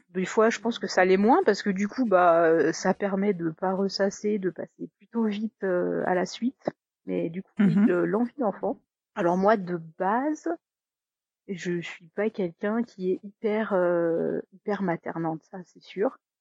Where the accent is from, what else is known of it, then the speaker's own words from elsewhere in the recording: Haute-Savoie, Auvergne-Rhône-Alpes, France; moved away as an adult; also born or lived in Paris; je suis originaire de Haute-Savoie, mais j'ai fait mes études à Paris et ensuite j'ai trouvé un job à Paris